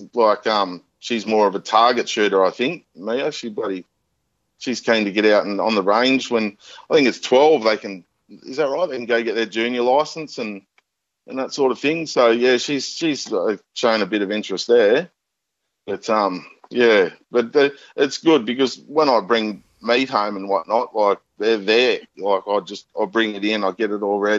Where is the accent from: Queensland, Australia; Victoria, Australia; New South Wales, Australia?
New South Wales, Australia; Newcastle; I grew up in Newcastle